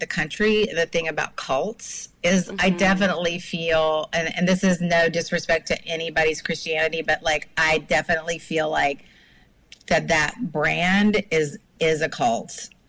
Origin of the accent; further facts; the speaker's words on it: Charlotte, North Carolina, United States; also born or lived in Virginia / Alabama / Brooklyn, New York; now in New York City, United States; I was born in Virginia, but spent my early years in Charlotte, North Carolina, where my family, while we were in the same city, we moved a lot